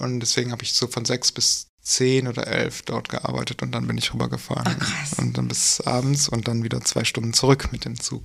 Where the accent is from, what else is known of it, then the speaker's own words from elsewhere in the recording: Wuppertal, North Rhine-Westphalia, Germany; also born or lived in Dortmund; Ich komme äh, eigentlich aus Wuppertal und habe aber ganz lange in Dortmund gewohnt.